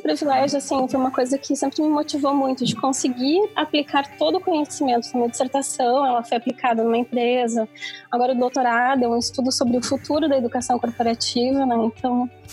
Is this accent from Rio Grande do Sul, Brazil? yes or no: yes; interior of Rio Grande do Sul, Brazil; venho de uma região do interior do Rio Grande do Sul, uma cidade que eu brinco que é muito grande, chamada Sapedanga